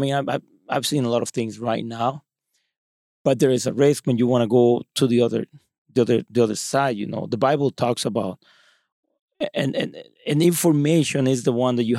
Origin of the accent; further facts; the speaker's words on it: Mexico; English is a second language; I grew up in Mexico and that's totally different influence.